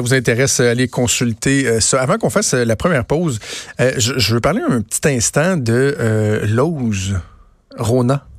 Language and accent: French; Quebec City, Quebec, Canada; je viens de Québec